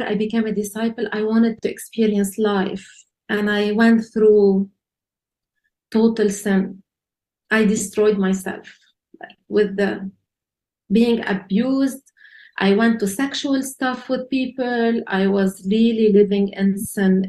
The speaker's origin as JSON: {"language": "English", "country": "Lebanon", "tie": "born or raised there", "said": "I was born in Lebanon"}